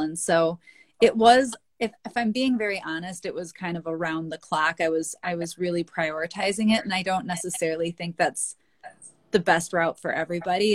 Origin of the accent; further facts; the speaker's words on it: Wisconsin, United States; I'm from Wisconsin. That's where I am right now in our Northwoods cabin and spent a lot of time up here growing up